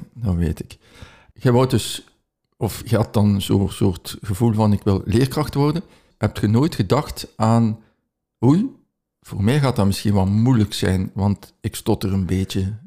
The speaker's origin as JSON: {"language": "Dutch", "town": "Ghent", "region": "Flanders", "country": "Belgium", "said": "uit Gent"}